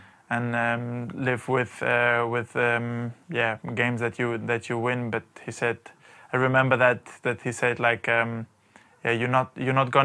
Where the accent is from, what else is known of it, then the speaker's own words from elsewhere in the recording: Germany; first language German and Albanian; English is a second language; moved away as an adult; also born or lived in Valencia, Spain; now in London, United Kingdom; we all were born in Germany, and we grew up in Germany. We went to school in Germany, so we kind of had two mother languages. We had the German language that we grew up with, and we had the Albanian language that we had in the family